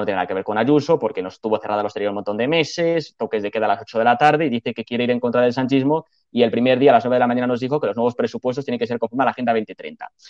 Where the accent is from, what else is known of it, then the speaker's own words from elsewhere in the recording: Castile and León, Spain; Y en Castilla y León, que es mi tierra